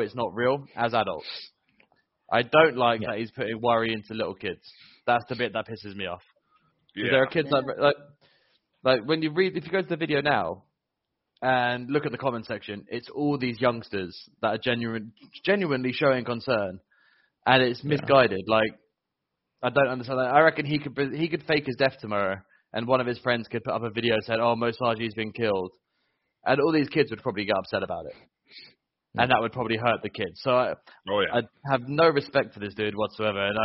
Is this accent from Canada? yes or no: no; England, United Kingdom; I'm English